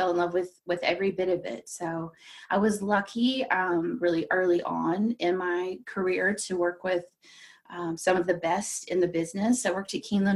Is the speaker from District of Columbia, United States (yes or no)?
yes; D.C., District of Columbia, United States; also born or lived in Kentucky; now in Lexington, United States; I grew up just outside of Washington, D.C.